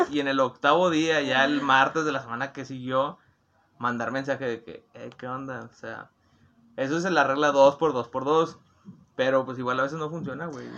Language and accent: Spanish; Monterrey, Nuevo León, Mexico; yo soy de Monterrey, Nuevo León